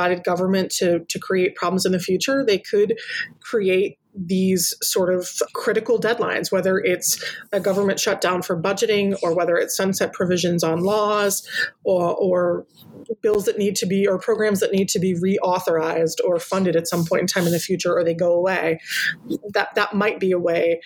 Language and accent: English; Pennsylvania, United States; my home state is Pennsylvania